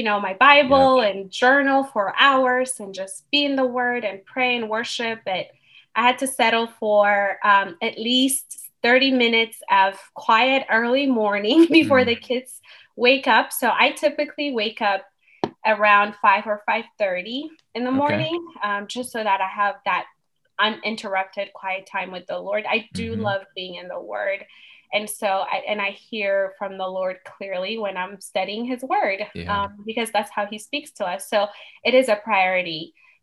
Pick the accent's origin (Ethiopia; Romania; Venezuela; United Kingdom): Ethiopia; moved away as an adult; now in United States; I'm originally from Ethiopia, but I've lived in the U.S. for 17 years now.